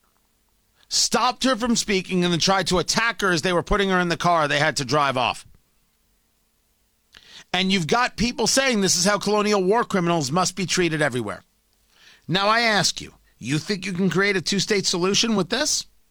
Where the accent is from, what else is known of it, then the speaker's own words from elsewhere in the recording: United States; I'm an American. We should be perfectly clear. America's my country